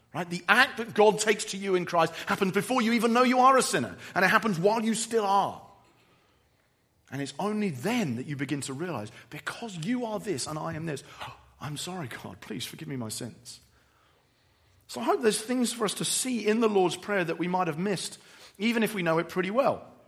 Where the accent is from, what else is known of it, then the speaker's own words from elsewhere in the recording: England, United Kingdom; I'm English